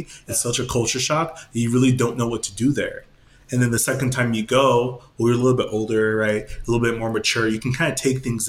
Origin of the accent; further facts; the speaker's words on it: New York City, New York, United States; So even though I was born in New York and we were born in Brooklyn, we were, you know, we came from the streets